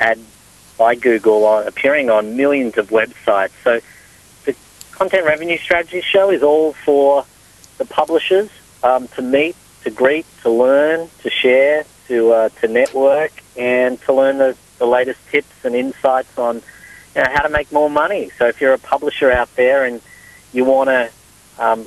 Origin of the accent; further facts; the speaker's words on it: Australia; I'm Australian